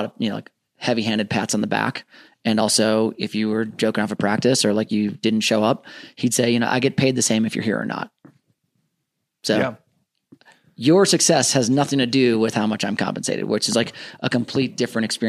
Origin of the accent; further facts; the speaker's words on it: Minnesota, United States; moved away as an adult; also born or lived in Southern California; I grew up in Minnesota